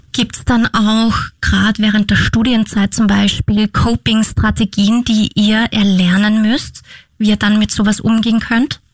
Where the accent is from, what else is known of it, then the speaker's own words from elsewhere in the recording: Austria; bei uns in Österreich